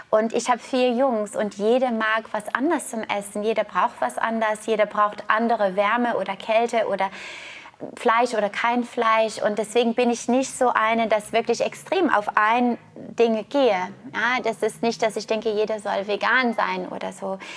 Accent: Canada; Ich komme aus Kanada, ich war Turmspringerin, ich habe angefangen, Leistungssport als Turmspringerin mit neun zu machen.

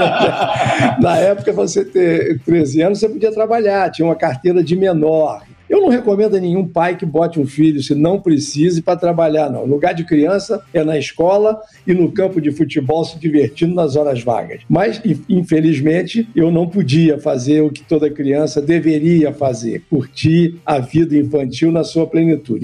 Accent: Rio de Janeiro, Brazil; also born or lived in Caicó, Rio Grande do Norte; eu nasci no Rio Grande do Norte, em Caicó. Eu sou médico formado aqui no Rio de Janeiro é, onde eu vivo, onde eu construí a minha família, meus filhos, enfim. É, eu estudei medicina aqui na Universidade Federal Fluminense. Meus pais vieram, migraram para o Rio de Janeiro quando eu era muito pequeno. Eu tinha cinco anos de idade

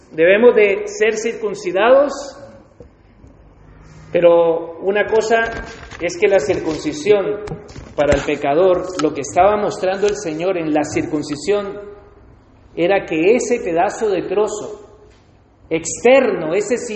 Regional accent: Spain; cuando somos españoles, sacamos la foto, ponemos la bandera de España, todo orgulloso.

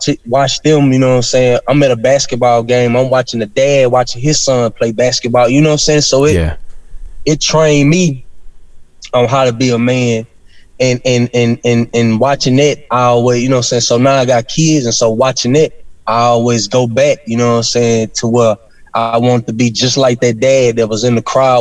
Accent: Arcadia, Louisiana, United States; I'm from Arcadia, Louisiana, but it's all in the same parish

